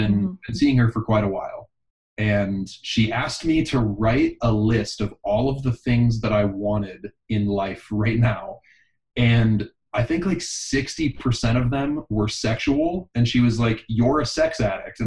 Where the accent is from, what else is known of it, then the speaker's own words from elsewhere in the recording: Pittsburgh, Pennsylvania, United States; now in Austin, United States; I was born in Pittsburgh. I live in Austin, Texas now.